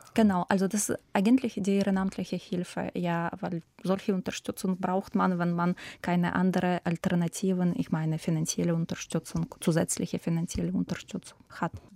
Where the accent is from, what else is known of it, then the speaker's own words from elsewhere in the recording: Ukraine; German is a second language; now in Germany; meine Heimat, für mein Land oder für meine Familie